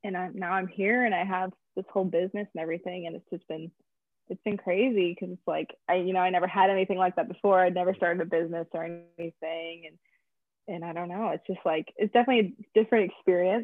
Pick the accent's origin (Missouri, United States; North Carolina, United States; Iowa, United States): Iowa, United States; Clear Lake; moved away as an adult; also born or lived in Georgia; now in Florida, United States; I grew up in Clear Lake, Iowa with Ryan.